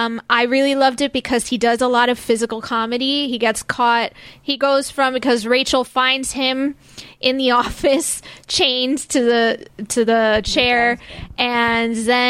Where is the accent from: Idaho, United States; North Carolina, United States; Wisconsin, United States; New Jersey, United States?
New Jersey, United States; I'm from Jersey